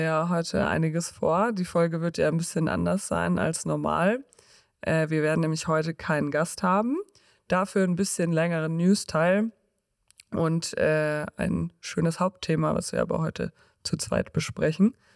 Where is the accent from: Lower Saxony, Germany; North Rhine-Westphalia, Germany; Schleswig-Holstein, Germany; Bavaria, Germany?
Bavaria, Germany; Munich; als Münchner